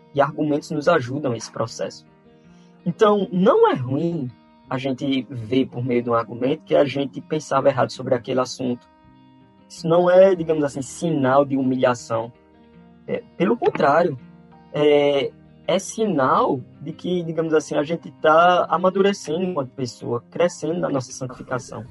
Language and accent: Portuguese; Campina Grande, Paraíba, Brazil; now in João Pessoa, Brazil; nasci em Campina Grande, mas moro em João Pessoa, aqui na Paraíba, há muito tempo. É, sou paraibano